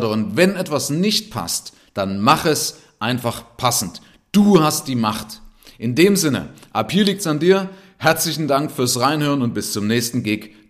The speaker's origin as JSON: {"language": "German", "region": "East Germany", "country": "Germany", "said": "Ich bin Ossi, ja, das heißt, ich bin aus der DDR hier rübergekommen und habe dann auch noch Leuten gezeigt, mit Geld umzugehen. Also ein Ossi, der mit der Ostmark aufgewachsen ist"}